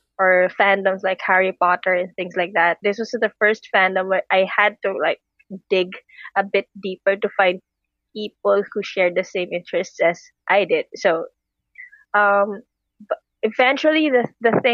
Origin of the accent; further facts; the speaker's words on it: Philippines; I'm from the Philippines